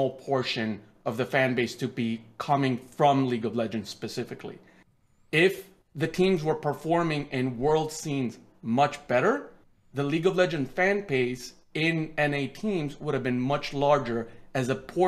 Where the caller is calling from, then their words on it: Virginia, United States; Hi, I'm calling from Virginia.